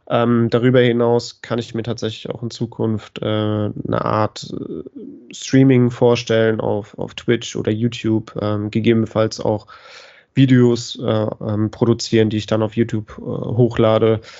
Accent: Bremen, Germany; ich, auch als Bremer würde ich mich über den Aufstieg des HSV sehr freuen

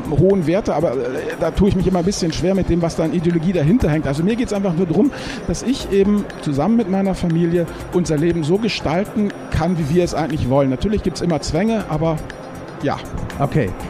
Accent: Rhineland, Germany; Ich komme aus dem Rheinland, bin Vater und Ehemann

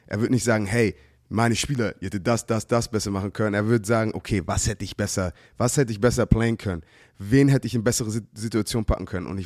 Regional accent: Hamburg, Germany; wir sind Hamburger halt.

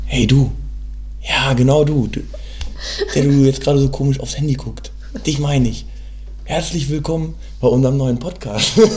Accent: Hanover, Lower Saxony, Germany; moved away as an adult; now in Berlin, Germany; ich komme aus äh, Hannover, wohne jetzt aber schon seit fast

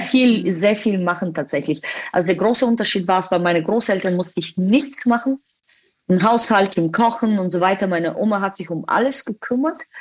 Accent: Bulgaria; German is a second language; moved away as an adult; also born or lived in Dubai; now in Germany; aber tatsächlich bin ich in Bulgarien aufgewachsen

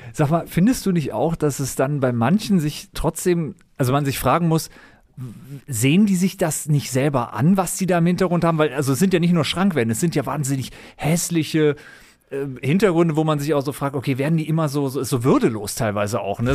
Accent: Düsseldorf, North Rhine-Westphalia, Germany; also born or lived in Berlin; als Düsseldorfer

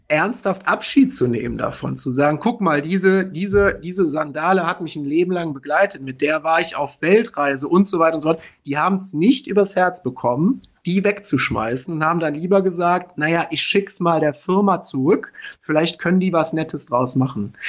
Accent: Middle Rhine, northern Rhineland-Palatinate, Germany; meine Heimatregion, meine Region, aus der ich komme

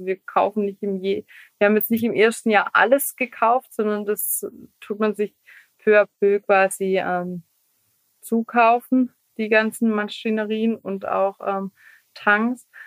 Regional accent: Hessigheim, Baden-Württemberg, Germany; dann haben wir gesagt, wir machen ein eigenes Weingut und das liegt äh, in Hessigheim, also das ist mein

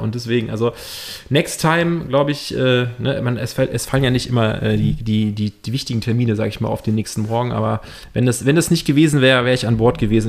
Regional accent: Cologne, North Rhine-Westphalia, Germany; als Kölner

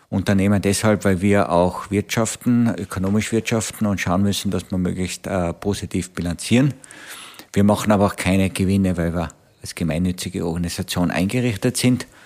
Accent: Tyrol, Austria; now in Vienna, Austria; bin ursprünglich aus Tirol nach Wien gekommen und jetzt bin ich in Wien praktisch seit 40, fast 40 Jahre

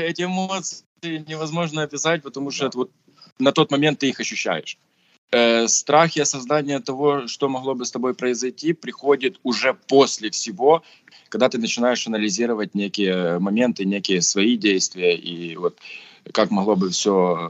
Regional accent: Voznesensk, Mykolaiv Oblast, Ukraine; я вернулся уже в свой родной город Вознесенск, откуда я родом

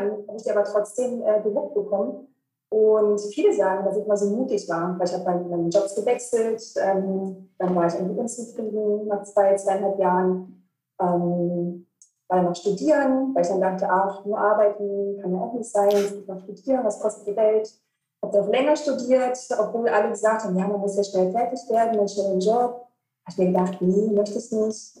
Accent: Cottbus, Brandenburg, Germany; moved away as an adult; also born or lived in Cologne; von meiner ähm, Geburtsstadt und ähm, wo ich aufgewachsen bin, in Cottbus bin ich dann nach Köln gezogen

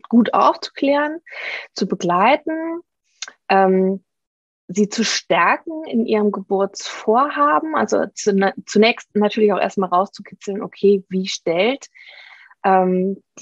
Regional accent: Saarland, Germany; now in Trier, Germany; wir leben äh, am Stadtrand von Trier, ziehen aber äh, nächsten Monat um wieder zurück in meine alte Heimat, ins Saarland

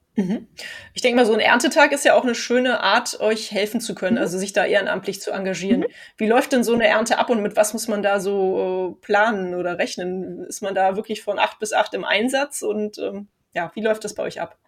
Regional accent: Cologne, North Rhine-Westphalia, Germany; wir kommen ja aus Köln hier

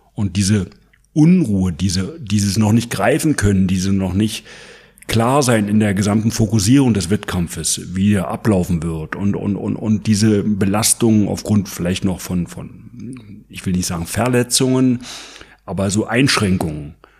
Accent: East Germany, Germany; bei uns in der DDR

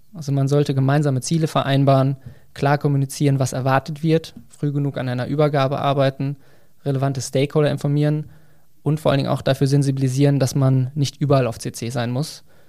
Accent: near Bielefeld, North Rhine-Westphalia, Germany; moved away as an adult; also born or lived in Saarbrücken; Ich bin in der Nähe von Bielefeld aufgewachsen

